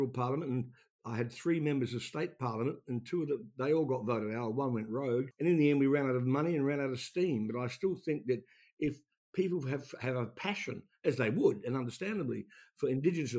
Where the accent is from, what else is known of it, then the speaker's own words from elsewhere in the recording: Taranaki, New Zealand; now in Australia; Mount Egmont in my hometown